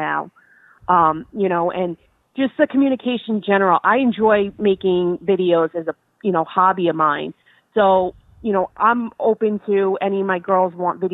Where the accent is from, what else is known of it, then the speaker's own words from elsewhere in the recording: New Jersey, United States; I did a lot out of New Jersey just because that's my home state